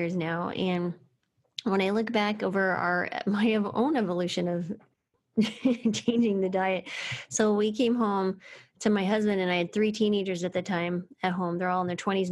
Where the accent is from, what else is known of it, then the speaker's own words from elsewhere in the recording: New Mexico, United States; I grew up in New Mexico